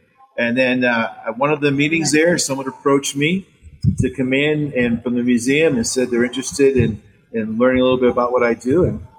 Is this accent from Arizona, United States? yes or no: no; Massachusetts, United States; moved away as an adult; also born or lived in Sacramento; I'm from Massachusetts originally and bounced around a little bit.